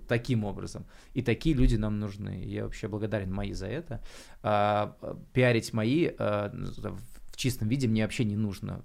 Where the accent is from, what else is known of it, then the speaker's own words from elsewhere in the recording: Klintsy, Bryansk Oblast, Russia; moved away as an adult; now in Moscow, Russia; я из Брянской области города Клинцы приехал